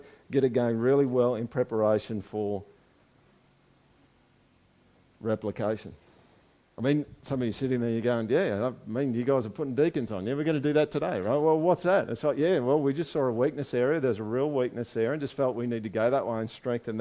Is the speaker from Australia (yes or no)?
yes; Australia